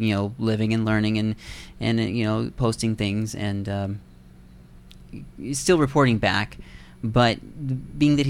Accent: Iowa, United States; now in Canada; I'm an Iowa farm boy

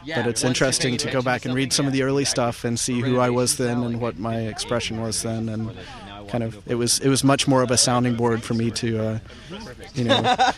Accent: Lubbock, Texas, United States; I'm originally from Lubbock, Texas, and then lived in Dallas for a while and wound up here.

